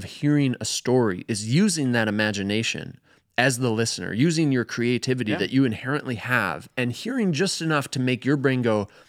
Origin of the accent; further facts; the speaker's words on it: Sun Prairie, Wisconsin, United States; I'm familiar with tracty because I grew up in Sun Prairie